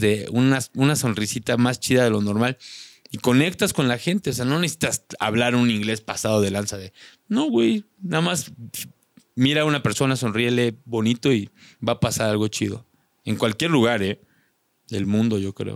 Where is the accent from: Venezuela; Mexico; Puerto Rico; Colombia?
Mexico; moved away; also born or lived in Slovakia